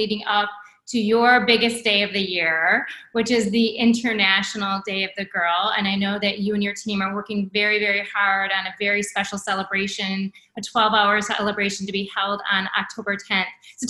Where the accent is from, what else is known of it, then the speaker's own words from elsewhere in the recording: United States; grateful as an American for the rights and privileges that I have.